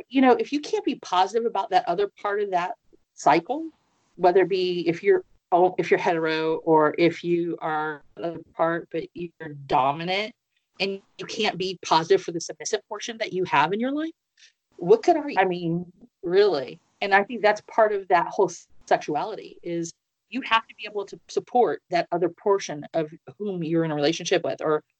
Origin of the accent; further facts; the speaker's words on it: Midwest, United States; also born or lived in East Coast; And I'm originally from the Midwest, and I lived up and down the coast of East Coast, and I'm like, no.